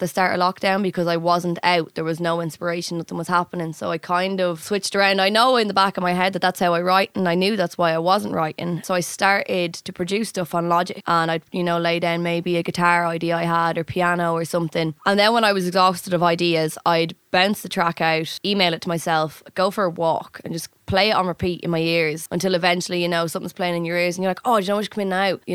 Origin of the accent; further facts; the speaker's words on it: Dublin, Leinster, Ireland; I'm from Dublin.